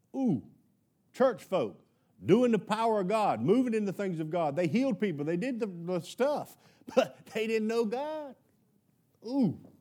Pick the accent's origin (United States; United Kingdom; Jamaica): United States; I was born in America, why I was grown up in a Baptist home